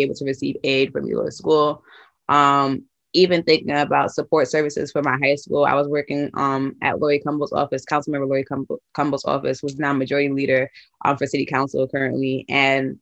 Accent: New York City, New York, United States; now in New Haven, United States; I grew up in Brooklyn, New York

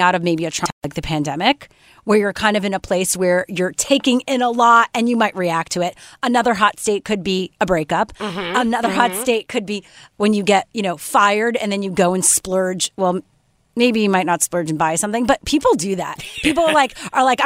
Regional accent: Canada; I'm Canadian

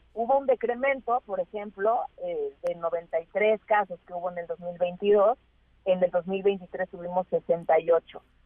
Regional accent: Mexico; como sociedad mexicana

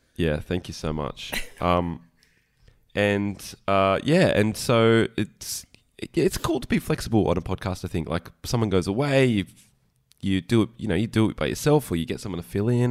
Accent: Queensland, Australia; I'm from Queensland

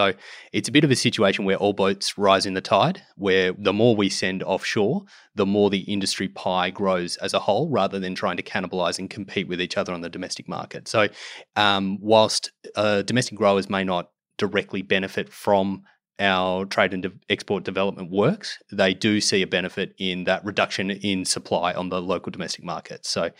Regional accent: Australia; to develop those markets and build those long-term trading partners, which is what we sorely need as Australian exporters

